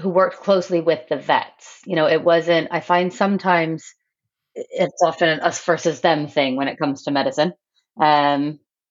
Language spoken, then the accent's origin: English; Brantford, Ontario, Canada; moved away as an adult; also born or lived in north of England; now in England, United Kingdom; I grew up in a city called Brantford, Ontario, Canada